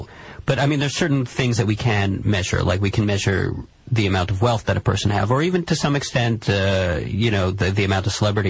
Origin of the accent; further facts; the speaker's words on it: Canada